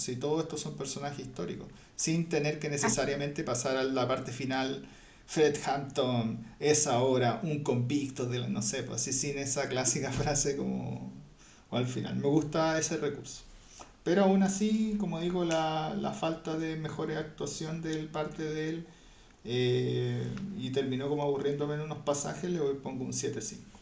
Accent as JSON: {"language": "Spanish", "country": "Chile", "said": "nuestro país, nuestra patria"}